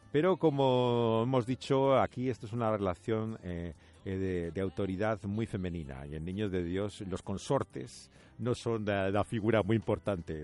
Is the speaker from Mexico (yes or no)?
no; Spain; como español